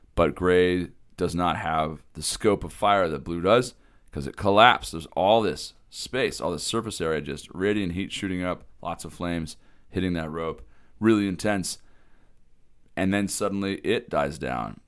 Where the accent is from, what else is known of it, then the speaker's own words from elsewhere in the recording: Eastern Washington, United States; moved away; also born or lived in Harvard, Idaho; I'm from Eastern Washington